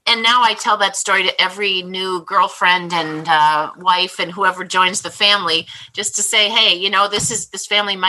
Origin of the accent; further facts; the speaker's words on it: Minnesota, United States; moved away as an adult; now in Chicago area, United States; I came from Minnesota, Swedish, nice family